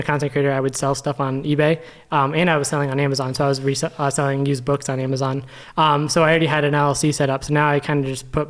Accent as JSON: {"language": "English", "town": "West Haven", "region": "Connecticut", "country": "United States", "said": "I'm from West Haven, Connecticut. If you don't know where that is, right next to New Haven."}